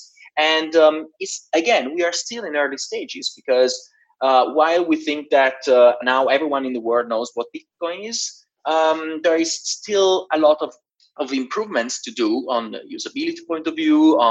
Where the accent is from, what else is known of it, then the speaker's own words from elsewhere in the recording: Genoa, Liguria, Italy; moved away as an adult; also born or lived in Switzerland / London; my hometown in Genoa, in Italy